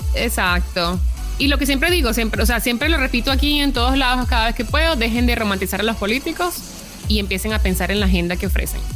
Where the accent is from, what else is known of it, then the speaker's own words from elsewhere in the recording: Venezuela; now in United States; como inmigrante venezolana que pues no he, no he, podido regresar a mi país